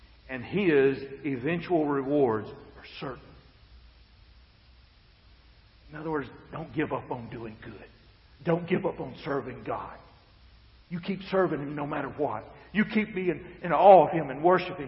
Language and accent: English; United States; I was born in the United States of America